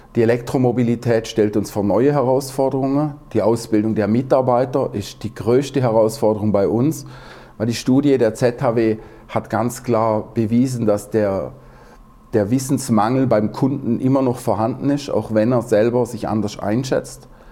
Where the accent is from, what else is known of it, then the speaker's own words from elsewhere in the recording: Southern Germany, Germany; ich bin ja aus dem Süddeutschen